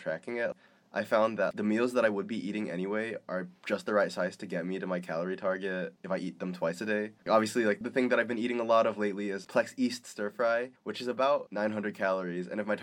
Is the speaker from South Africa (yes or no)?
no; Philippines; I'm Filipino, we love garlic